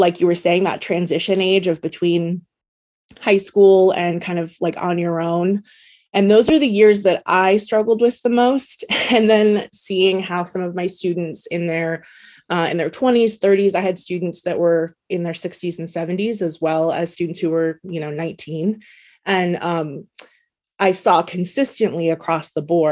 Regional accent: Oregon, United States; I born and raised in Oregon

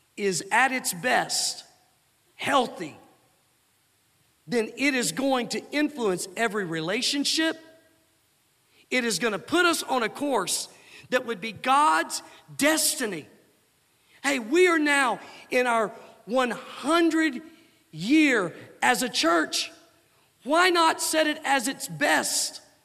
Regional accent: Pine Bluff, Arkansas, United States; Growing up in Pine Bluff, Arkansas, we were near the Arkansas River

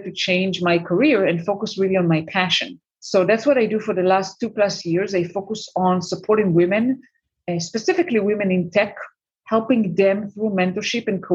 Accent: Israel; moved away as an adult; also born or lived in United States; I'm currently based in Israel for the last 2 years. I mean, it's my home country

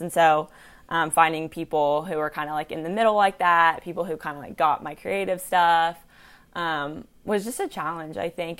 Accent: Chattanooga, Tennessee, United States; also born or lived in Georgia; I'm from Chattanooga

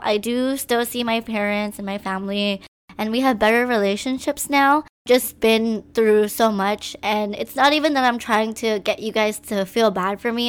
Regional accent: Maui, Hawaii, United States; also born or lived in Philippines; I was born in the Philippines, and my family and I moved to Hawaii on the island of Maui. I basically grew up here. Hawaii has always been my home.

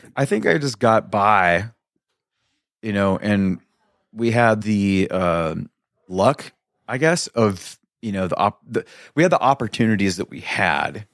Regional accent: Mesa, Arizona, United States; also born or lived in Kansas; moved around a little bit as a little kid, little kid, a wee lad, and then ended up here in, um, like I said, like, preschool

